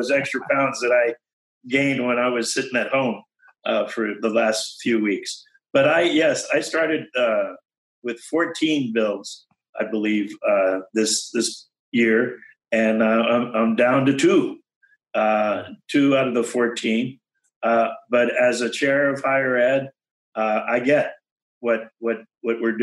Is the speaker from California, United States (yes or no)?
yes; California, United States; also born or lived in Panama; growing up in California, starting in kindergarten here in California